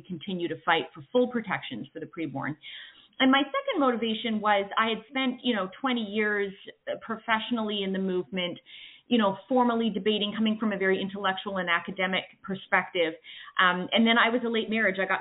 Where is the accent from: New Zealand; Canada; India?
Canada; moved away as an adult; now in United States; I'm originally from Canada. I now live in the States